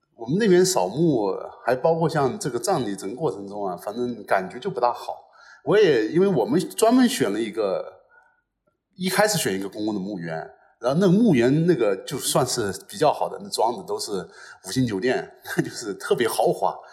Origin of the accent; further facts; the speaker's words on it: Hunan, China; 因为我是湖南的嘛